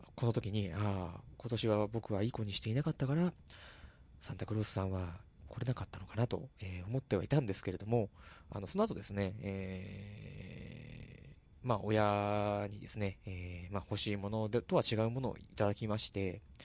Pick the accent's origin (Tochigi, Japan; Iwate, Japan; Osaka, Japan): Tochigi, Japan; also born or lived in Tokyo; 自分の地元に持ち込んできちゃったと。栃木の尺度と